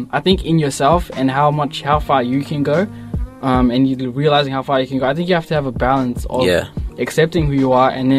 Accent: Footscray, Victoria, Australia; I came from Footscray

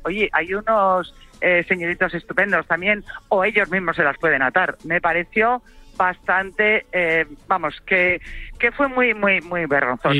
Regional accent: Santa Eulària des Riu, Balearic Islands, Spain; en mi pueblo, en Santa Eulalia del Río, en Ibiza

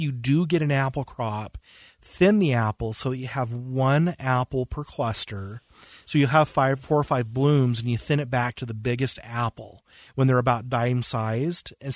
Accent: West Point, Utah, United States; I'm from West Point.

